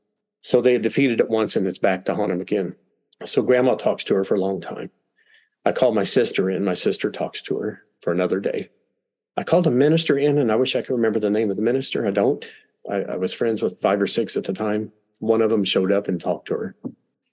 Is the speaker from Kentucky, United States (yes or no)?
yes; Kentucky, United States; I'm from Kentucky.